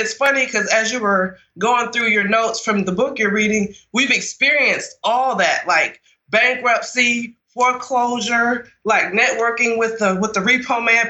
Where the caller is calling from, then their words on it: Birmingham, Alabama, United States; I'm calling from Birmingham, Alabama.